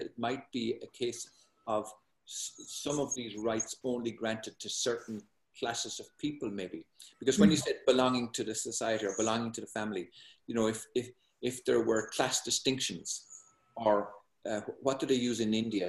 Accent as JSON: {"language": "English", "country": "Ireland", "moved": "as an adult", "lives_now": "United States", "said": "I'm Irish and living in the United States."}